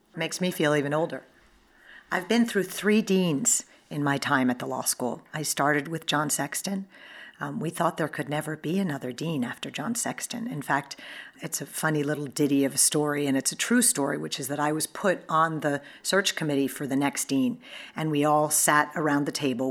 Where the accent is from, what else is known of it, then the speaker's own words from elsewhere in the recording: New York, United States; I'm a New Yorker